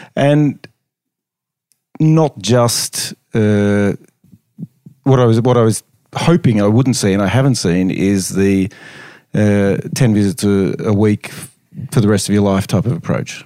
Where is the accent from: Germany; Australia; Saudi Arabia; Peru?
Australia; Melbourne, Victoria; moved away as an adult; now in Norway; as you hear from the accent, I'm from Australia, Melbourne, Australia, very clearly from the accent.